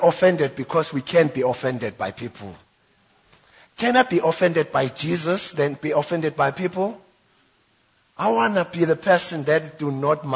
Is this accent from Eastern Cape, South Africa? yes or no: no; Witbank, Mpumalanga, South Africa; I'm from White Bank.